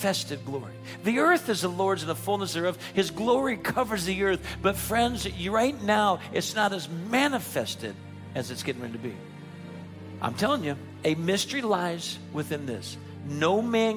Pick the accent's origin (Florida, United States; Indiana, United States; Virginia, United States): Florida, United States; Naples; moved away; In my hometown of Naples, Florida, I went back to preach